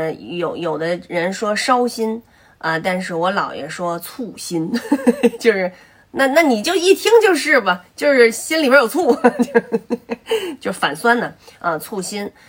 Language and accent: Chinese; Beijing, China; accent: Beijing dialect; 我们这个北京方言就是，如果说胃里边反酸就烧得很